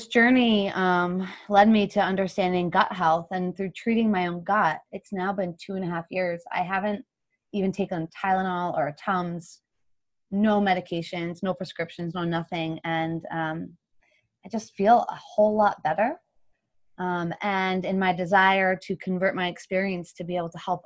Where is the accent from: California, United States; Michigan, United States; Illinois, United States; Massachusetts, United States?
Massachusetts, United States; Hopkinton; also born or lived in Boston; my home city. And it actually starts in my hometown where my parents live.